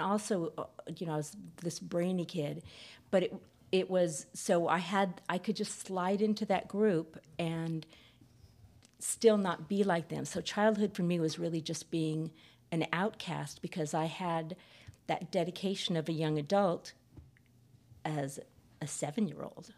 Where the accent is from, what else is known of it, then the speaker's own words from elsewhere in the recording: San Fernando Valley, California, United States; I grew up in the San Fernando Valley